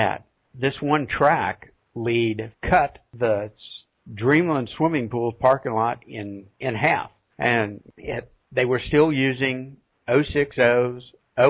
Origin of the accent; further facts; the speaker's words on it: West Virginia, United States; the town I grew up in West Virginia was a CNO town